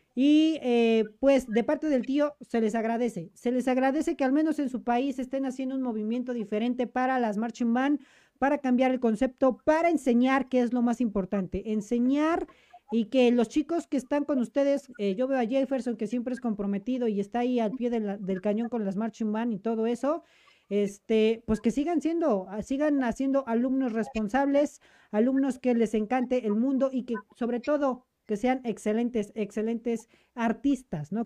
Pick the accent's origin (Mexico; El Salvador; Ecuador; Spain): Mexico; soy mexicano.